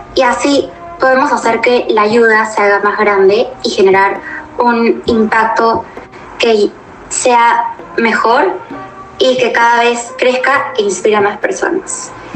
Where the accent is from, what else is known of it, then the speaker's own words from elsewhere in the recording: Lima, Peru; soy de Lima, Perú